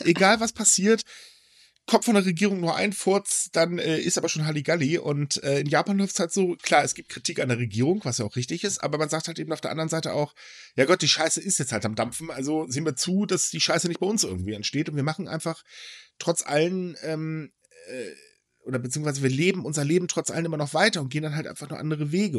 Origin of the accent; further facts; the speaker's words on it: Germany; Ich bin kein typischer Deutscher